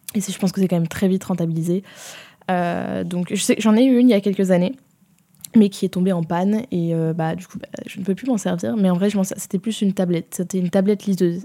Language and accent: French; Provence-Alpes-Côte d'Azur, France; j'ai grandi en province et j'ai grandi en Provence même.